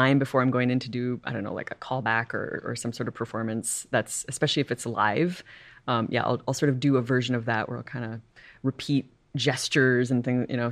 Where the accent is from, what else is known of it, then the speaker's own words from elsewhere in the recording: Upper Michigan, United States; moved away; also born or lived in Montreal; I grew up in Michigan